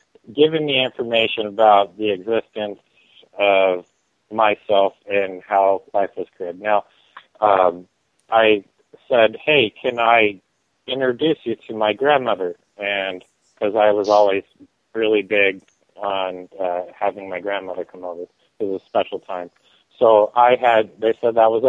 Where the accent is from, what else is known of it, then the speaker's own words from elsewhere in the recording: Torrance, California, United States; I was born in Torrance, California